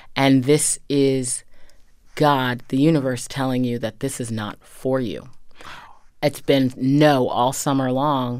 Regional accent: Medfield, Massachusetts, United States; I grew up in a very traditional, um, New England town

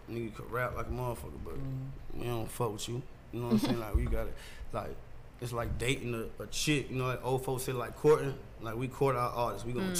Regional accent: Savannah, Georgia, United States; also born or lived in New York / Atlanta; I'm from New York. I'm born in New York. I'm from Savannah, Georgia, but I'm born in New York.

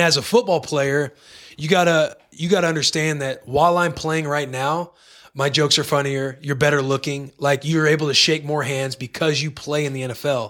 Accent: Bonne Terre, Missouri, United States; moved away; Hometown, Bonterre, Missouri.

